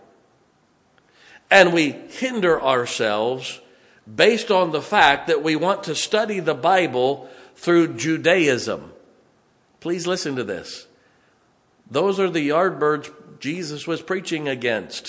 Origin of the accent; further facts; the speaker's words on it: United States; I'm an American, thank God. You don't need any adjective before it. I am an American